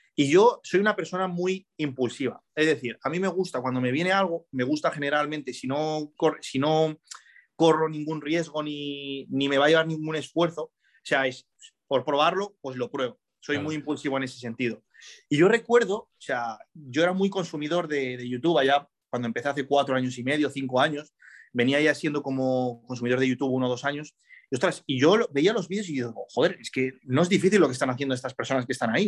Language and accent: Spanish; Spain; also born or lived in Morocco; yo me he criado aquí en España